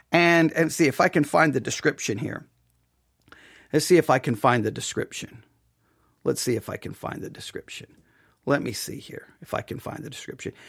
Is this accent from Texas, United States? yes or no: yes; West Texas, United States; I am from West Texas